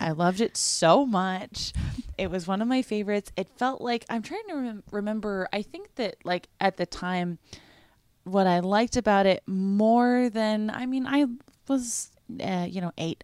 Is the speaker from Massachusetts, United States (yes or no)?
yes; Massachusetts, United States; I grew up in Massachusetts